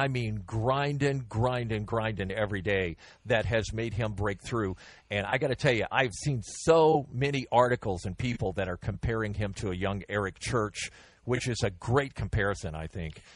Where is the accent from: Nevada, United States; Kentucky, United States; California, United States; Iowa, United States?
Kentucky, United States; Caneyville; also born or lived in Dog Creek; now in Houston, United States; I grew up in Caneyville